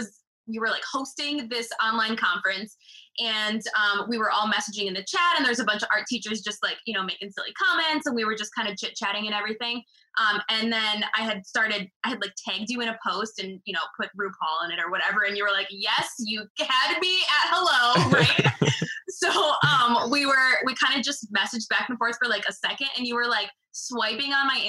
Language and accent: English; Wisconsin, United States; I'm from Wisconsin.